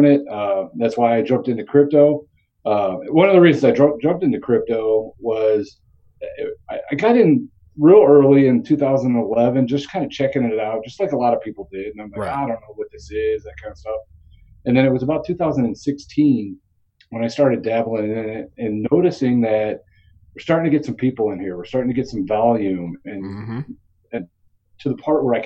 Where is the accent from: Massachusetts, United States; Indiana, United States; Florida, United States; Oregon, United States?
Indiana, United States; I grew up right outside of Chicago on the Indiana side